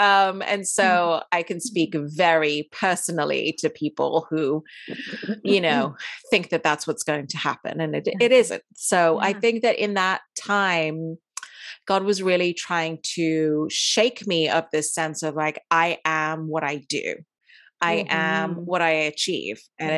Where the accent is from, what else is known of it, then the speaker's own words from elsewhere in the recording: Dubai, United Arab Emirates; also born or lived in India; I was born in India. I grew up in Dubai and I went to an English school there. So that's why I speak the way I do.